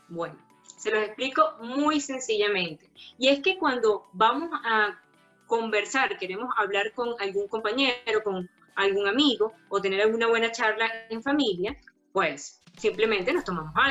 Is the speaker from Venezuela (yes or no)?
yes; Venezuela; pues no lo había puesto en práctica, no había, la había ejercido en mi país, Venezuela.